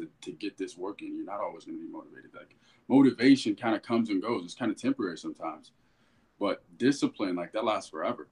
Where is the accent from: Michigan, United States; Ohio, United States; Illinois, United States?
Ohio, United States; Dayton; I'm from Dayton, Ohio